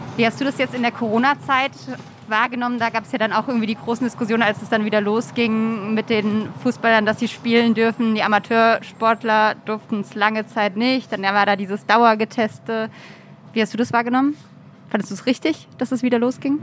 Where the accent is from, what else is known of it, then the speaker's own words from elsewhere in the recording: near Mainz, Rhineland-Palatinate, Germany; moved away; ich komme aus der Nähe von Mainz ja. und war so als Kind, Jugendliche irgendwie krasser Mainz 05-Fan